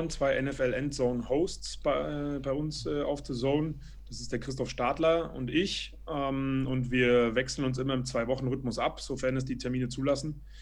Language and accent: German; Berlin, Germany; ich bin ursprünglich, ich bin in Berlin aufgewachsen und habe ähm, nach dem Abitur Eventmanagement